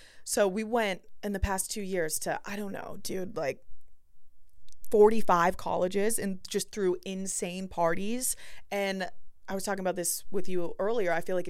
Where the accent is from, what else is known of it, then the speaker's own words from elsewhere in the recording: Boston, Massachusetts, United States; moved away as an adult; also born or lived in Cleveland, Ohio / Los Angeles; and I'm from Boston.